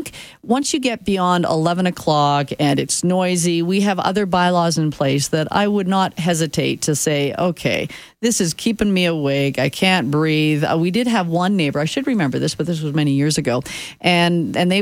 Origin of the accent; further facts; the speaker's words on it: Saskatchewan, Canada; now in Calgary, Canada; growing up in Saskatchewan, it was kind of cool to have the backyard fire going